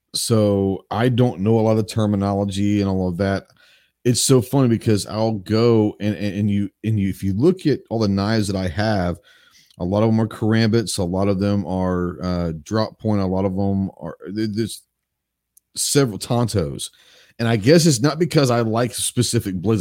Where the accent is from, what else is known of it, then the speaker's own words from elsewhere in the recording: Dallas, Texas, United States; now in Arkansas, United States; I grew up in Dallas